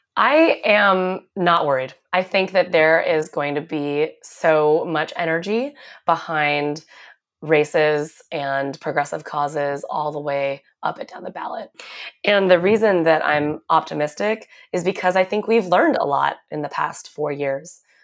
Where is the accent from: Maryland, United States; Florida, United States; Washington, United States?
Washington, United States; Seattle; moved away as an adult; also born or lived in New York City; I grew up in Seattle, where I went to public school, Garfield High School